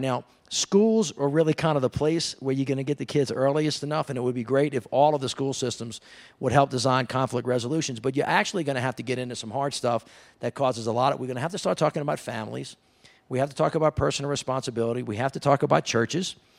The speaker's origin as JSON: {"language": "English", "region": "the South", "country": "United States", "said": "I'm from the South."}